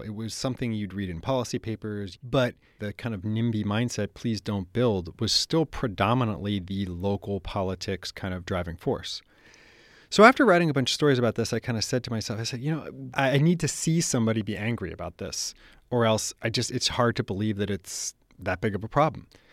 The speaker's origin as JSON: {"language": "English", "town": "San Francisco", "region": "California", "country": "United States", "tie": "born or raised there", "said": "I grew up in San Francisco"}